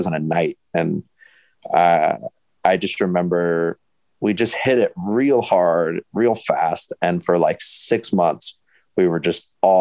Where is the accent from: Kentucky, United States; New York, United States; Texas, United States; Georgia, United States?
Texas, United States; Austin; moved away as an adult; also born or lived in Florida; I was born in Florida, but I came to Austin in like 2003. So I usually tell people that I'm from Austin because I pretty much became an adult in Austin.